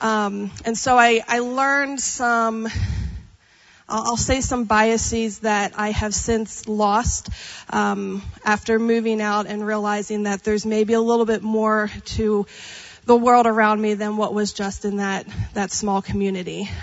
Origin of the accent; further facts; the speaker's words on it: Pennsylvania, United States; moved away as an adult; also born or lived in Texas; now in California, United States; growing up in Pennsylvania. So if you're not familiar with Pennsylvania, I grew up in Amish country